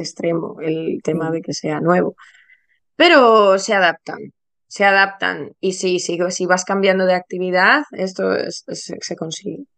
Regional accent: Ponferrada, Castile and León, Spain; moved away as an adult; now in London, United Kingdom; yo soy eh, una profe eh, de, niños española. Estudié primaria en León, muy cerca de, mi tierra, del Bierzo, de Ponferrada

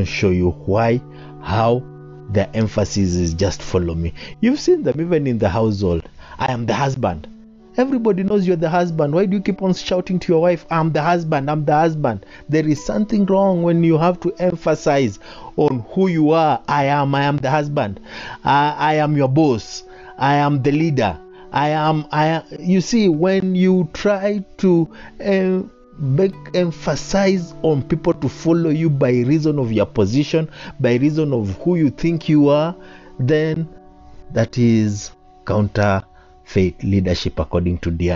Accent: Kenya; I am a Kenyan

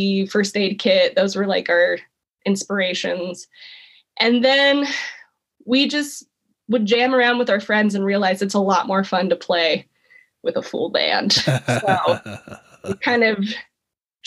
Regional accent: Placerville, California, United States; also born or lived in Chico, California; one of the only people I knew from my hometown

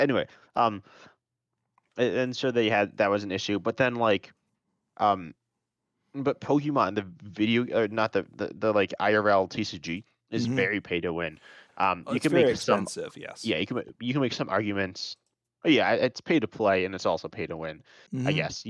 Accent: United States; We're both American, so we both like really mainly know Americans.

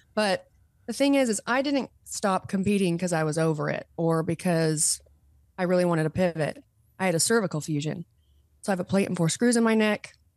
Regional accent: Utah, United States; moved away as an adult; also born or lived in California; I did move home. So I'm, I am back in Utah. I moved home from California in twenty twenty-one

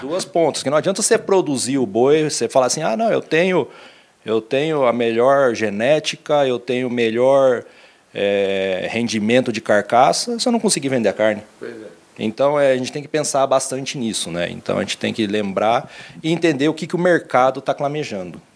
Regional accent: Mafra, Santa Catarina, Brazil; moved away as an adult; also born or lived in Lins, São Paulo; Eu sou catarinense de Mafra, é, divisa do estado Estado é, com o Paraná

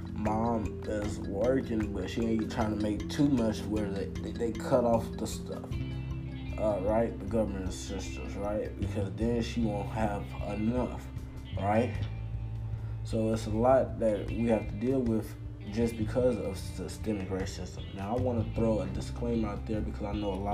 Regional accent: United States; as an American

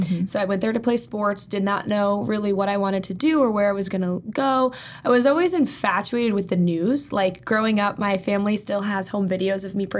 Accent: Atkinson, New Hampshire, United States; I grew up in Atkinson

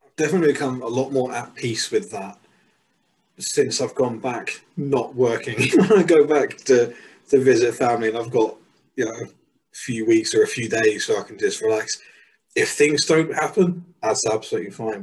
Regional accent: England, United Kingdom; moved away as an adult; also born or lived in Mexico

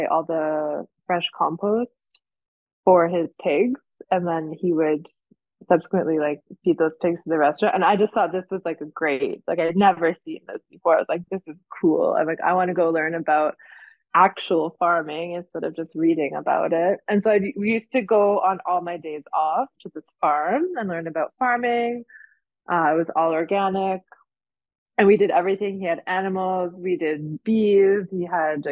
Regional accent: Canada; moved away as an adult; now in Jura, France; I'm originally Canadian

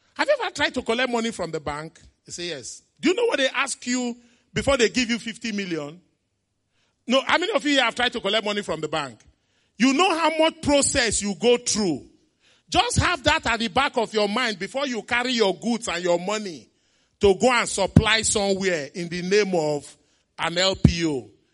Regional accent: Onitsha, Anambra, Nigeria; As a kid, I grew up in Onitsha, my beloved town, Onitsha.

